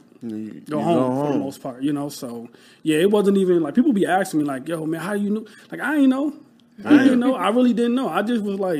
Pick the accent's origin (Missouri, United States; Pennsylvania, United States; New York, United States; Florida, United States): New York, United States; Rochester; moved away as an adult; now in Philadelphia, United States; I'm from Rochester, New York. So upstate New York, like a small city